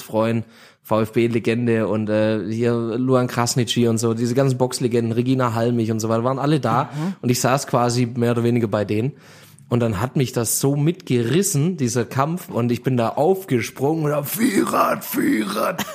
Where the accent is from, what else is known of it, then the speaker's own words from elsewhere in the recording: Göppingen, Baden-Württemberg, Germany; aus der Region bei uns in Göppingen